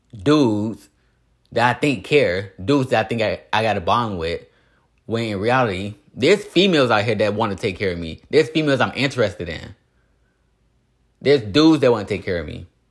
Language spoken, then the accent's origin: English; Indiana, United States; moved away as an adult; also born or lived in Las Vegas; I'm from Indiana